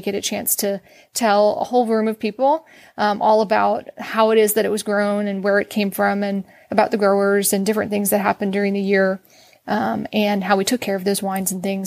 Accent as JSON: {"language": "English", "area": "outside of Philadelphia", "region": "Pennsylvania", "country": "United States", "tie": "born or raised there", "also_born_or_lived": "Virginia / North Carolina", "moved": "as an adult", "lives_now": "Texas, United States", "said": "I'm originally from Pennsylvania and we grew up outside of Philadelphia"}